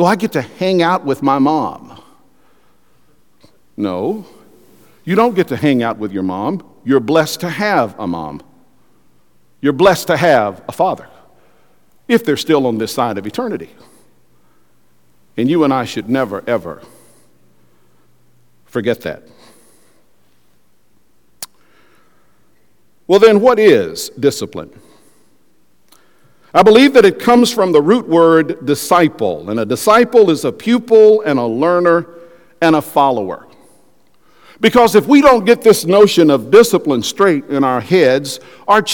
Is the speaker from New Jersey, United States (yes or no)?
no; West Texas, United States; I grew up in West Texas